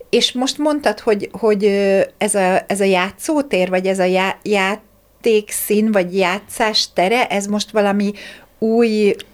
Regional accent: Hungary; én vidéken, vidéken ráadásul a kertvárosi részen nőttem fel, ott nem nagyon voltak ilyenek, hogy játszóterek

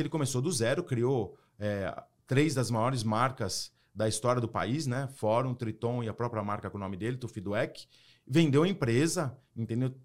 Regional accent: Brazil; moved away as an adult; also born or lived in United States; now in Florida, United States; eu moro hoje nos Estados Unidos e num condomínio que tem vários judeus, e eu sou brasileiro.

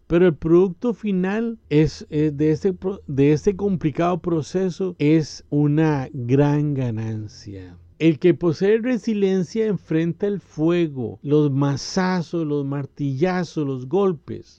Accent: Costa Rica; En mi país, Costa Rica

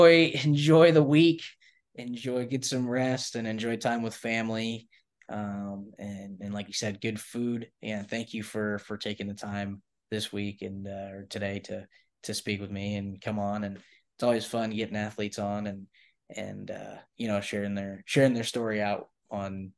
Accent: Knoxville, Tennessee, United States; I'm from Knoxville, so Tennessee

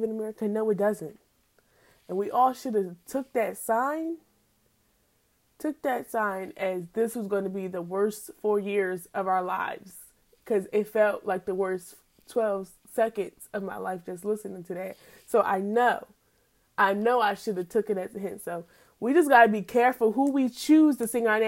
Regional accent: Pennsylvania, United States; in PA, where I'm from.

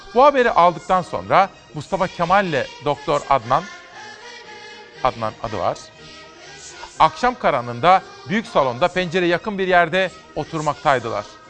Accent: Simav, Kütahya, Turkey; ben Simavlıyım

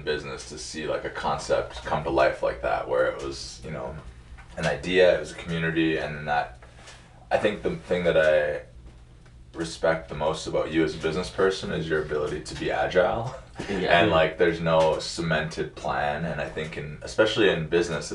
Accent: Alberta, Canada; moved away as an adult; also born or lived in Superior, Wisconsin / Iowa; now in Minnesota, United States; I'm from Alberta, Canada. Born and raised in the prairies, next to the Rockies

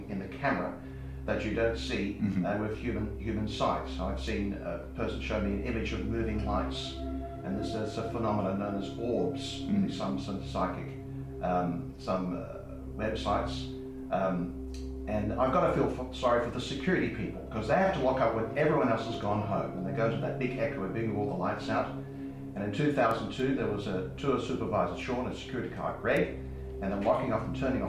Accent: South Australia, Australia; now in Western Australia, Australia; I'm originally from South Australia

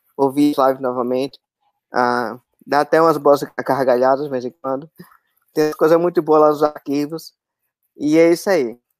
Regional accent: Aracaju, Sergipe, Brazil; eu sou de Aracaju, sou Sergipano

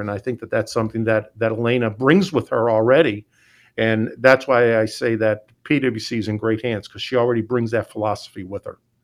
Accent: Scranton, Pennsylvania, United States; moved away; I'm from Scranton, Pennsylvania

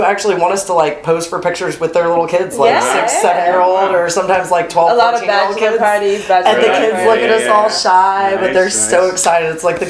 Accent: Topeka, Kansas, United States; moved away as an adult; also born or lived in Fort Worth, Texas / Chicago / Las Vegas / Northern California; now in New Orleans, United States; born and raised in Topeka, Kansas. I left after graduating high school.

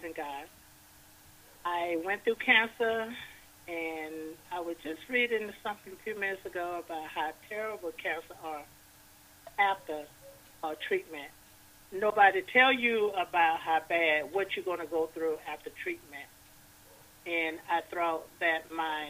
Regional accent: DeKalb, Mississippi, United States; now in Covington, United States; I'm originally from DeKalb, Mississippi, and I live in Covington, Georgia

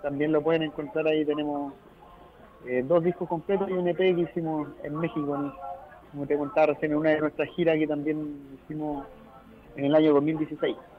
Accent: Arica, Arica y Parinacota, Chile; Arica está alejado y, no, pues también somos chilenos

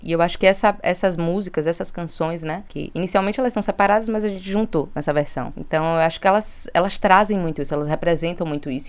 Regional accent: Bahia, Brazil; sou baiana, sou teropolitana, ainda vivo aqui nesse lugar

